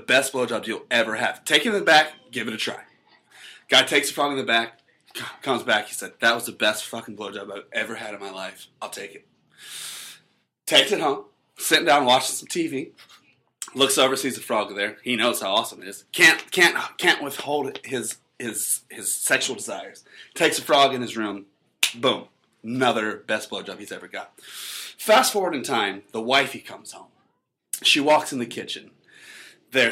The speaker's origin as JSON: {"language": "English", "region": "North Carolina", "country": "United States", "said": "I'm from North Carolina"}